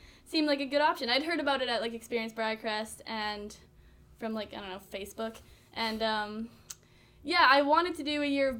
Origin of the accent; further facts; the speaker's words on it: Moose Jaw, Saskatchewan, Canada; moved away; I'm from Moose Jaw, which is, like, right beside Carrenport